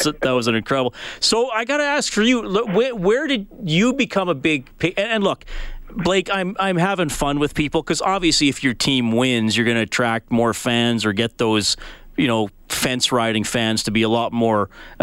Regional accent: Evansburg, Alberta, Canada; I was a young lad growing up in Evansburg

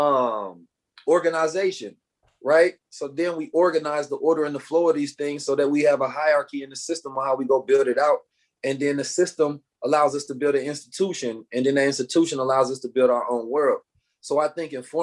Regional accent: Oakland, California, United States; born or raised there

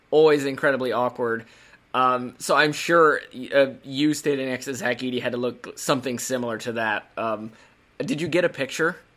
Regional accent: Indiana, United States; moved away as an adult; also born or lived in Virginia; now in Maryland, United States; I grew up in Indiana, lived my whole life in Indiana um, moved out to Virginia back in 2014 and then have lived in Maryland since 2015

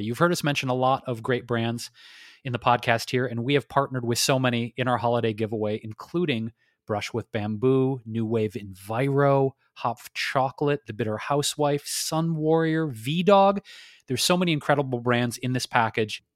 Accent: Detroit, Michigan, United States; also born or lived in New York / Chicago / Bay Area; now in Los Angeles, United States; growing up in Detroit

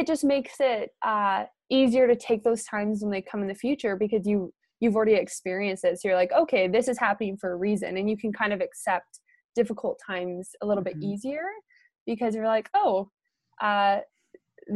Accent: Canada; I'm from Canada, and I was born and raised in a small town

